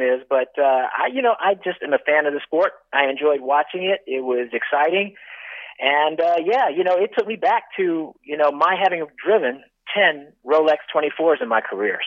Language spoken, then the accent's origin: English; Northern California, United States; moved away as an adult; here I am growing up in Northern California